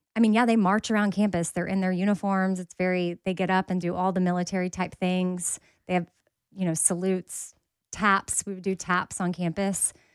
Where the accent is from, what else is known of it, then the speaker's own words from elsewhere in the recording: Texas, United States; I'm from Texas